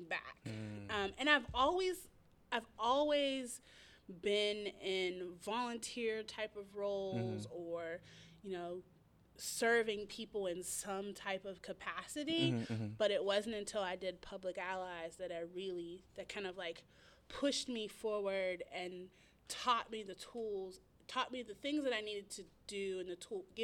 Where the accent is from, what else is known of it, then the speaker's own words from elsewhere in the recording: Wilkinsburg, Pennsylvania, United States; I grew up in Wilkinsburg